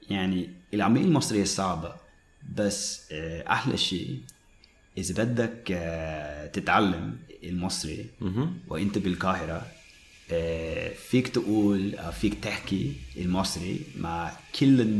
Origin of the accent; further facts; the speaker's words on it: Dahieh, Mount Lebanon, Lebanon; انا انا من انا من داهيه وهو داهيه منطقه كتير شعبيه